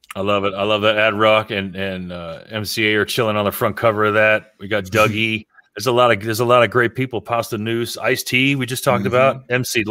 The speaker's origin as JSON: {"language": "English", "region": "South Florida", "country": "United States", "tie": "born or raised there", "said": "growing up in South Florida because all of us did"}